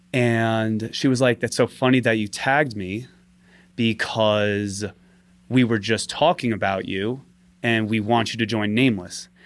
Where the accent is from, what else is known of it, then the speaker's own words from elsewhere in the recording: New York City, New York, United States; also born or lived in London; I'm from Staten Island, Staten Island, New York. Always lived there, born and raised